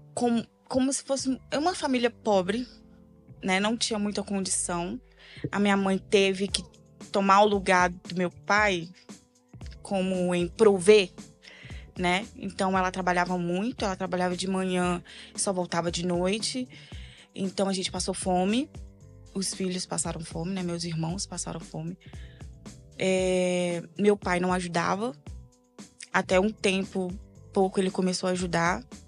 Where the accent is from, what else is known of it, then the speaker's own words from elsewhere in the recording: Minas Gerais, Brazil; moved away as an adult; now in Espírito Santo, Brazil; sou uma mineira na terra capixaba, né? Então eu nasci em Minas Gerais e fui pro Espírito Santo com. ia fazer 19 ou 18 anos